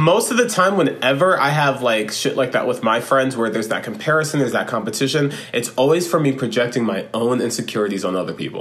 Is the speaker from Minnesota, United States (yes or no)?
no; Florida, United States; born or raised there